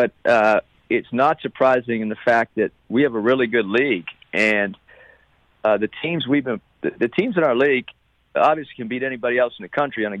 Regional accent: East Coast, United States; moved away as an adult; now in Los Angeles, United States; I'm from the East Coast, so I never saw a USC basketball game growing up.

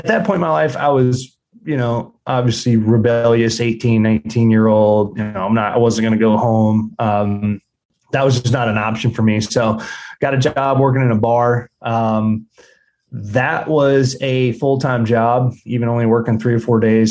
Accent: South Georgia, United States; I grew up in South Georgia on a commercial quail plantation

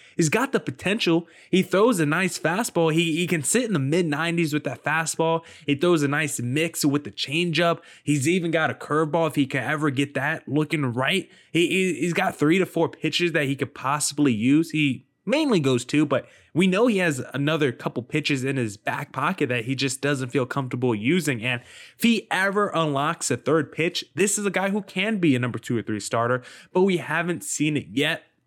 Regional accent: New Jersey, United States; I grew up in New Jersey

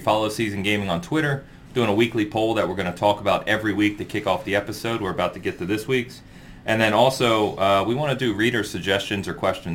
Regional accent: San Francisco, California, United States; now in Kansas City, United States; I'm from San Francisco

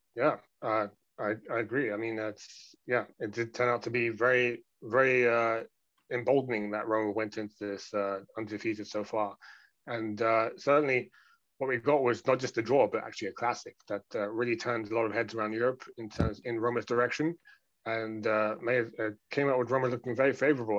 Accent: London, United Kingdom; I'm someone who has spent the majority of my life growing up in London, among other places

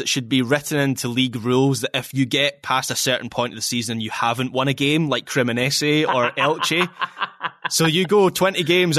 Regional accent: Scotland, United Kingdom; I am a Scottish football fan and that Scotland's last World Cup was the 98 World Cup

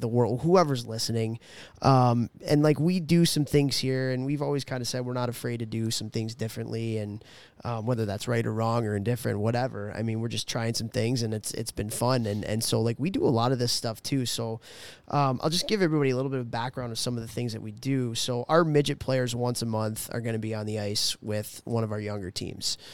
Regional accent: Chicago, Illinois, United States; growing up in Chicago

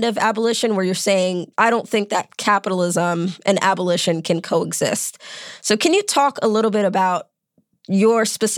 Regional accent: New York City, New York, United States; I grew up in New York City.

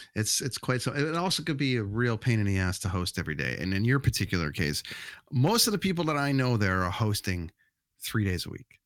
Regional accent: Canada; also born or lived in Vancouver; we as Canadian kids

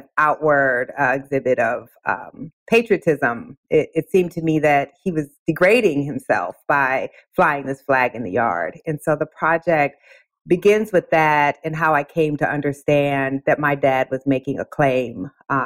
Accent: Waterloo, Iowa, United States; My mother came to my hometown to go to college. Waterloo, Iowa.

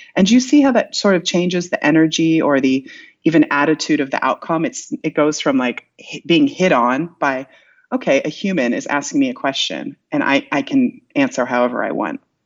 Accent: Iowa, United States; moved away; I'm from Iowa originally

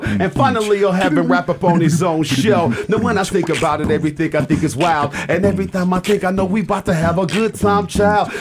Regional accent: Hayward, California, United States; I'm from Hayward, California.

